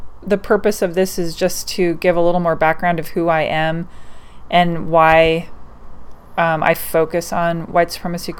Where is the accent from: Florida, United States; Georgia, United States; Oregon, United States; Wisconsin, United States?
Oregon, United States; I was born and raised in Oregon